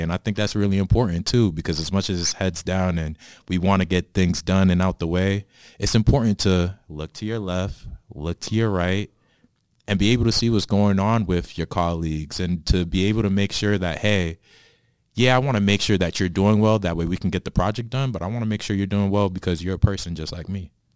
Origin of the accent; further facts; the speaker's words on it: Boston, Massachusetts, United States; now in New Jersey, United States; I'm originally from Boston, now living in New Jersey